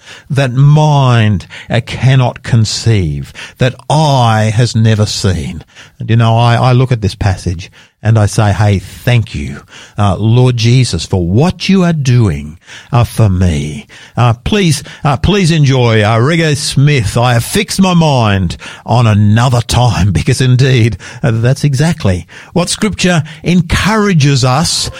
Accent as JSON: {"language": "English", "town": "Sydney", "region": "New South Wales", "country": "Australia", "tie": "born or raised there", "also_born_or_lived": "Roma, Queensland / Newcastle", "moved": "as an adult", "said": "I grew up over there in Sydney, out in the western suburbs, out the other side of Parramatta."}